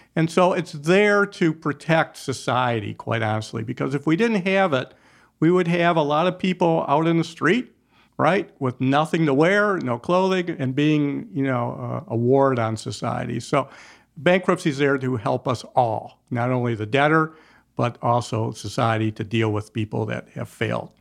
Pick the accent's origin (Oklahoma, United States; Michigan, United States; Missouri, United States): Michigan, United States; Detroit; I'm a Detroiter. I've been grow, I grew up there